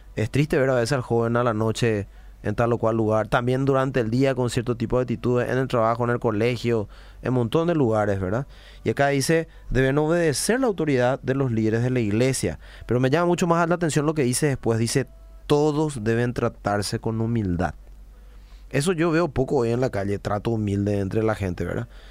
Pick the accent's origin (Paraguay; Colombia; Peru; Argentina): Paraguay; como paraguayos